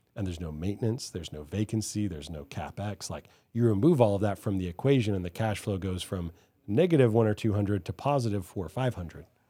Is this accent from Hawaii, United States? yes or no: yes; Hawaii, United States; now in Dallas, United States; I grew up in Hawaii